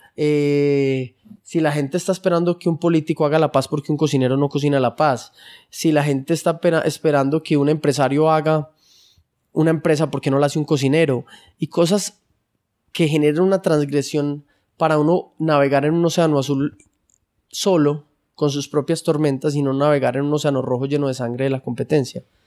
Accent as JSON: {"language": "Spanish", "country": "Colombia", "said": "estamos en un país como Colombia, medio tercermundista"}